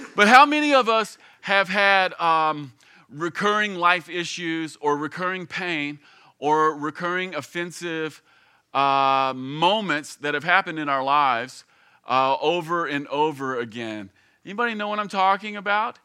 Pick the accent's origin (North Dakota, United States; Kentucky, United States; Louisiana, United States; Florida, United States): Kentucky, United States; Campbellsville; I grew up here in Kentucky. In fact, I grew up here in Campbellsville. I've lived here essentially my entire life